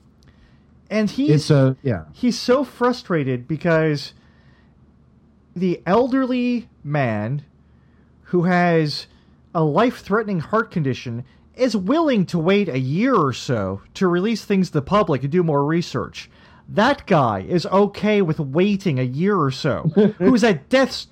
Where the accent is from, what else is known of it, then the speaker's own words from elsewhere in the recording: Midwest, United States; now in Philadelphia, United States; I grew up in the Midwest